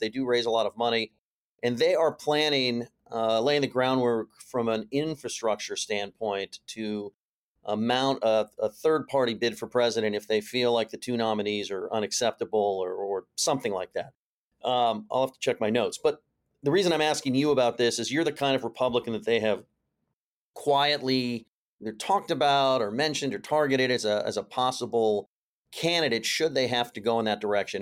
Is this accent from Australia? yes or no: no; California, United States; I come from California